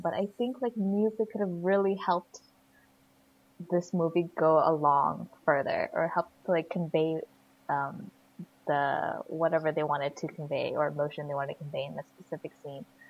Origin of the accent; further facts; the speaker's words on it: Sacramento, California, United States; growing up in Sacramento